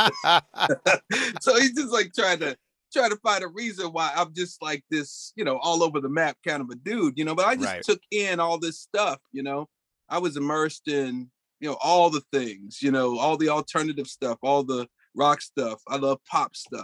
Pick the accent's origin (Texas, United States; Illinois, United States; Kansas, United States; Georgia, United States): Kansas, United States; Olathe; I grew up in Olathe, Kansas